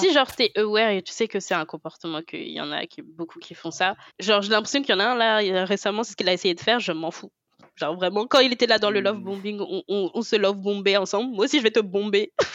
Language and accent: French; France; Je, suis née en France, j'ai grandi en France